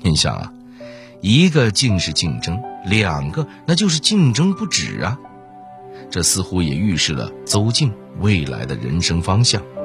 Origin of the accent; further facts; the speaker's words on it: China; 我们中国人